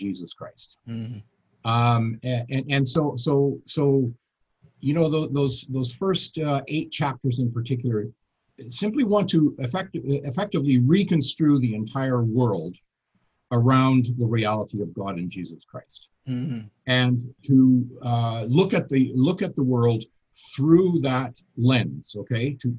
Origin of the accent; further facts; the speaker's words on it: Canada; I'm obviously a Canadian.